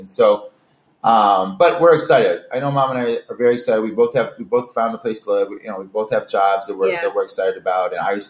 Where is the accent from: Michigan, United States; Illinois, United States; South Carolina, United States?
Michigan, United States; moved away as an adult; also born or lived in Oklahoma / Missouri / Texas; I was born and raised in Michigan. I just feel like again, 49er states. And I went to college in Oklahoma. I went to college in Missouri, and again, Mom and I lived in Texas for a while.